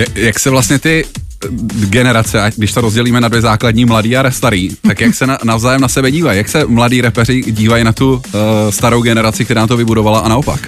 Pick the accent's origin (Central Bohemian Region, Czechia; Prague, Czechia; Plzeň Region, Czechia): Prague, Czechia; jsem Pražák